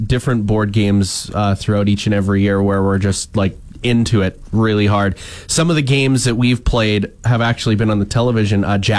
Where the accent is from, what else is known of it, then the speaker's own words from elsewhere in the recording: Waka, Texas, United States; Yeah, we had one location in my hometown, Waka. I do believe it was the small town bar in Waka.